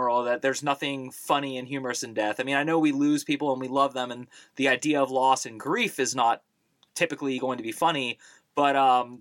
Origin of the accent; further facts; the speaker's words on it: United States; I'm an American